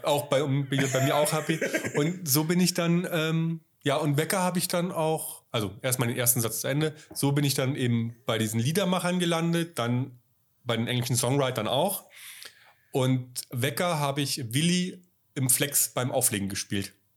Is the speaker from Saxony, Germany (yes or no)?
no; Bavaria, Germany; ich bin ja in Bayern aufgewachsen